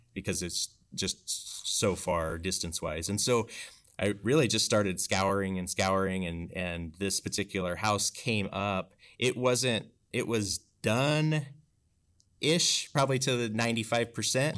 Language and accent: English; Bridgeport, Washington, United States; growing up in Bridgeport